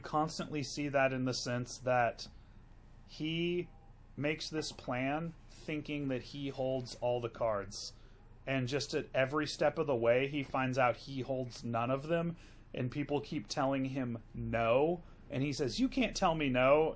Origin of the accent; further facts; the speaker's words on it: the South, United States; I'm from the South